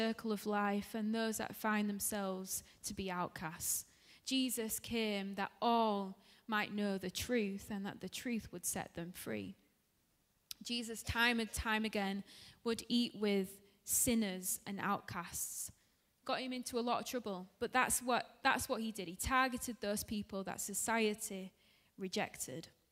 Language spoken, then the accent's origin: English; Dewsbury, Yorkshire and the Humber, United Kingdom; moved away; I'm from Dewsbury, which is in West Yorkshire